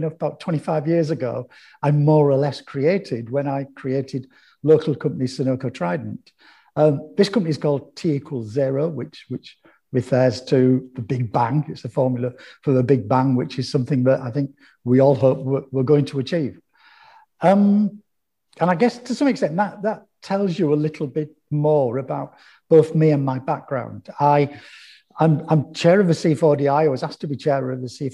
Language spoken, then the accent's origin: English; Hull, Yorkshire and the Humber, United Kingdom; I was born and raised in East Hull.